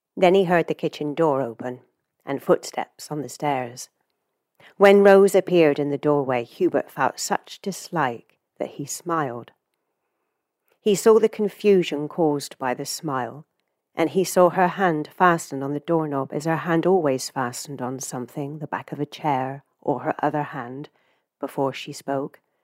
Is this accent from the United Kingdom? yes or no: yes; England, United Kingdom; moved away; as someone who has left their home country, you know, I'm from England originally